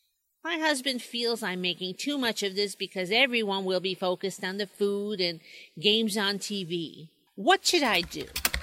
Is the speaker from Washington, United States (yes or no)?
no; Binghamton, New York, United States; my hometown, Parlor City.